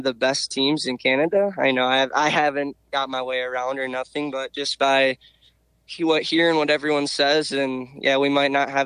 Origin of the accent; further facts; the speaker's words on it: Michigan, United States; also born or lived in Georgia; I'm from Michigan